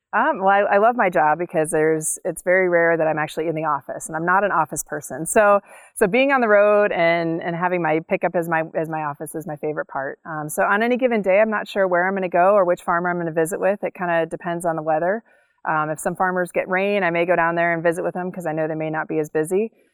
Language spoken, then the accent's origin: English; Cleveland, Ohio, United States; also born or lived in Colorado / Wyoming / Virginia; now in North Dakota, United States; I grew up in Cleveland, Ohio